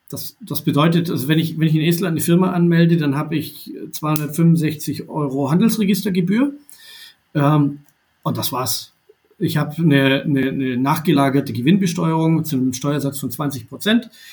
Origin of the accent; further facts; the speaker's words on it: Baden-Württemberg, Germany; Ich bin äh, Jahrgang 82 in Baden-Württemberg geboren und aufgewachsen